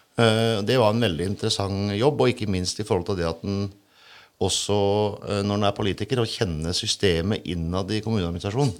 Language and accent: Norwegian; Sannidal, Telemark, Norway; jeg er jo sandgalsgutt